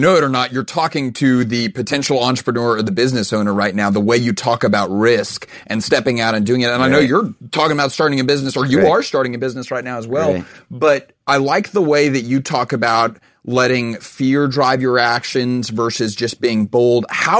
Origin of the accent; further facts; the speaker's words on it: Texas, United States; I'm from Texas